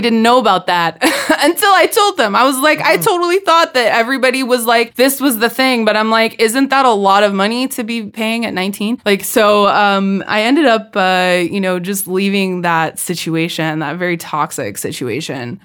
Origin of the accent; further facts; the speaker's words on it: California, United States; accent: California; moved away; my California accent was so thick at that point